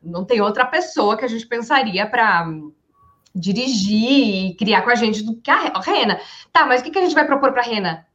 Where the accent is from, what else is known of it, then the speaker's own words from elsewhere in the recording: Rio Grande do Sul, Brazil; eu sou gaúcha